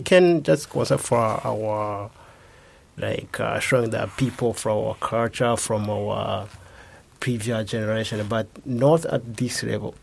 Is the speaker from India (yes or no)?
no; Rwanda; moved away as an adult; now in Japan; from Rwanda. I'm a student in the Kobe Institute for Computing here in Japan.